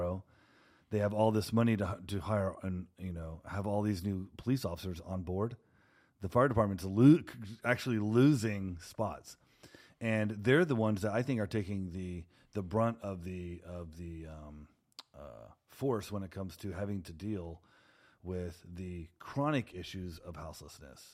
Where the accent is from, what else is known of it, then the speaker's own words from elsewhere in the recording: Houston, Texas, United States; now in Portland, United States; I'm from Houston, Texas